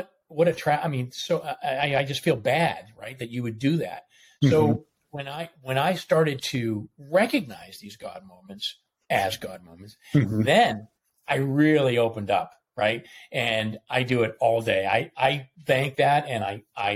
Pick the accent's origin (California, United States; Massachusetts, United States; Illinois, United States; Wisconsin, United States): Massachusetts, United States; Boston; moved away as an adult; now in Atlanta, United States; I grew up in Boston. I was Boston Catholic